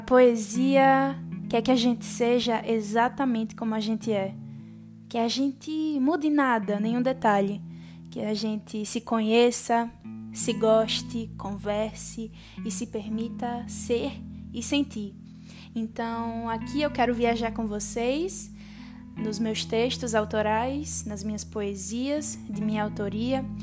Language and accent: Portuguese; Alagoas, Brazil; sou nordestina, alagoana